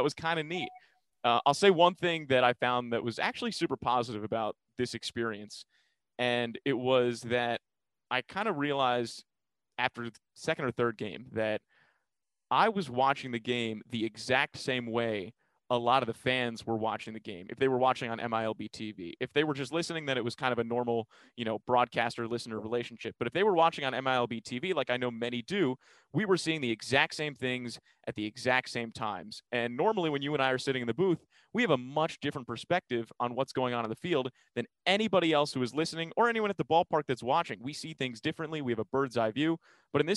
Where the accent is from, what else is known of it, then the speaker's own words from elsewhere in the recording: New York, United States; moved away as an adult; now in Omaha, United States; growing up in New York